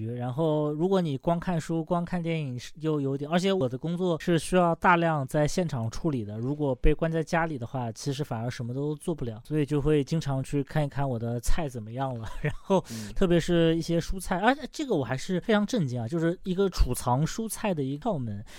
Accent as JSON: {"language": "Chinese", "country": "China", "said": "然后我们中国人。一开始不太会做，不太会处理"}